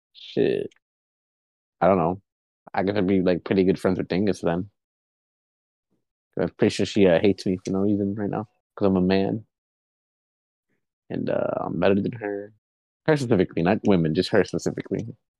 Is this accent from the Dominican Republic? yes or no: no; Mexico; I'm Hispanic. I'm not Mexican. I'm Hispanic. You know, my parents were from Mexico, something like that. I am from Mexico. I'm a dual citizen and everything.